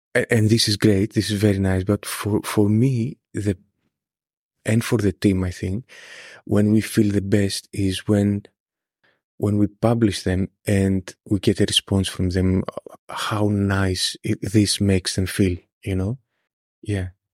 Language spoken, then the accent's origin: English; Greece; moved away as an adult; also born or lived in Scotland; now in United Kingdom; I stayed in my hometown